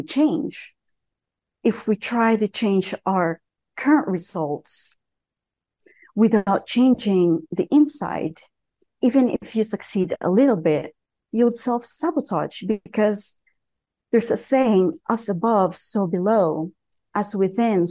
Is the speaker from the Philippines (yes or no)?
yes; southern Philippines, Philippines; moved away as an adult; now in Colorado, United States; I told you I was from Colorado, but I actually moved there when I was 18. I grew up in a small village in the south of Philippines